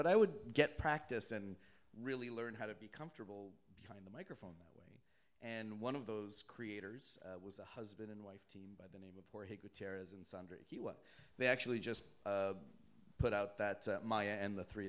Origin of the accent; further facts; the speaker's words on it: Toronto, Ontario, Canada; Yeah, I'm from Canada, eh? So are there any Canadians out here?